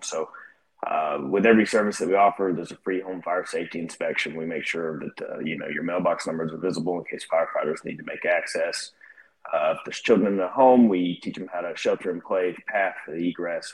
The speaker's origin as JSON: {"language": "English", "town": "Northport", "region": "Alabama", "country": "United States", "tie": "born or raised there", "also_born_or_lived": "Georgia", "moved": "as an adult", "said": "I grew up here in Northport in Tuscaloosa, uh, and I left shortly after graduating high school"}